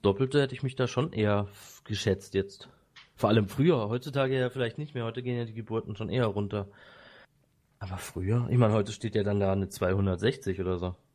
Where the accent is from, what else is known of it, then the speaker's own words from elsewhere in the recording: Bad Säckingen, Baden-Württemberg, Germany; ich wurde in Säckingen geboren, nicht in Waldshut.